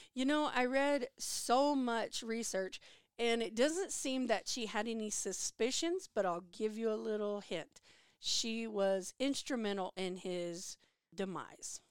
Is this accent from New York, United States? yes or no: no; San Antonio, Texas, United States; also born or lived in Gonzales, Texas; Growing up in San Antonio, Texas, in nineteen ninety-one